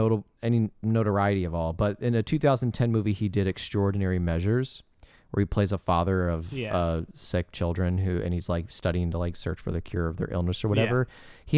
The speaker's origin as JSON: {"language": "English", "region": "Indiana", "country": "United States", "tie": "born or raised there", "said": "And I also like to point out that Brendan Fraser was born in my home state."}